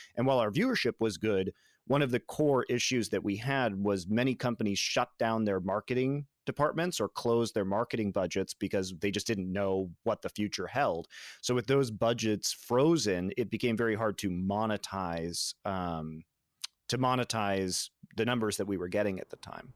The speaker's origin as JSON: {"language": "English", "region": "Colorado", "country": "United States", "tie": "born or raised there", "said": "I grew up in Colorado"}